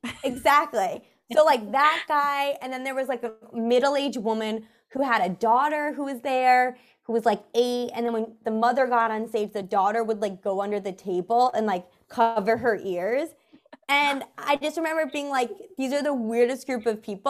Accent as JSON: {"language": "English", "town": "New York City", "region": "New York", "country": "United States", "tie": "born or raised there", "said": "I grew up in New York City"}